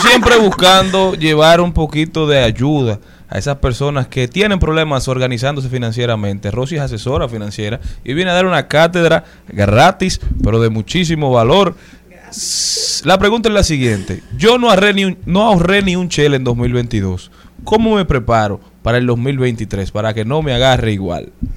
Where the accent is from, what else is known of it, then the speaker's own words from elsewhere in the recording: Dominican Republic; Como nacionales dominicanos